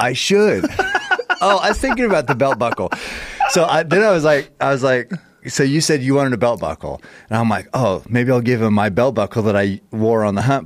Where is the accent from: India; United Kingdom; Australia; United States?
United States; we're from America